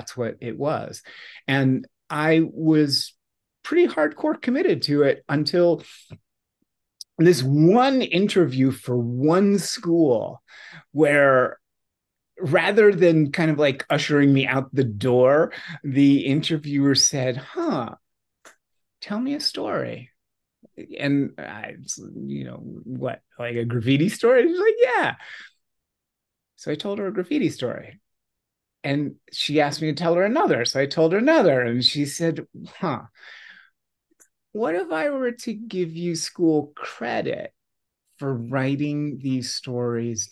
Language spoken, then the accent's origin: English; New York City, New York, United States; also born or lived in Virginia; I grew up in New York City in the 1960s